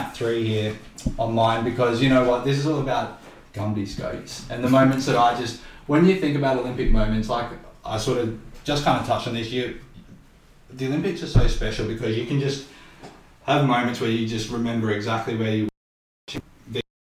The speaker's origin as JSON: {"language": "English", "town": "Redcliffe", "region": "Queensland", "country": "Australia", "tie": "born or raised there", "said": "growing up in Redcliffe"}